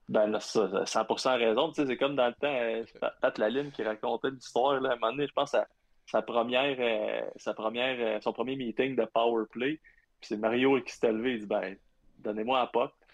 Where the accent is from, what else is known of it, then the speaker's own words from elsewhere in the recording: Abitibi, Quebec, Canada; also born or lived in Ottawa; je viens de l'Abitibi